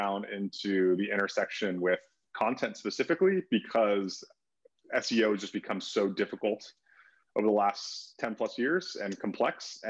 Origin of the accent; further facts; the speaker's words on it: California, United States; moved away as an adult; also born or lived in Denver, United States; now in Oahu, United States; I grew up in California and then lived in Denver for a few years.